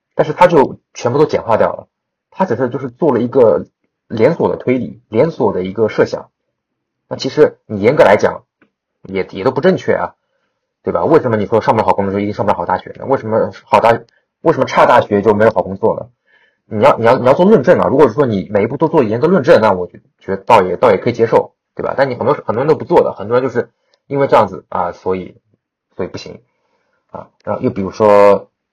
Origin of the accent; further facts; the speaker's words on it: China; 因为我中国人啊